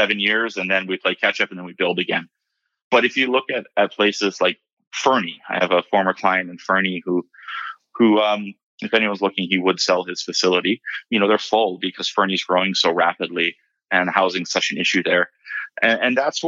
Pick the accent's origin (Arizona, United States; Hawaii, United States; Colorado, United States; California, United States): Hawaii, United States; Kailua; moved away as an adult; now in Victoria, Canada; I grew up in Hawaii. Yeah, until I was 18, and then I came to UVic